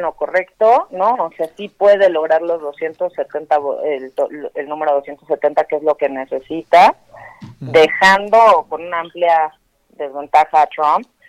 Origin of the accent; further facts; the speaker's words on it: Mexico; nosotros como mexicanos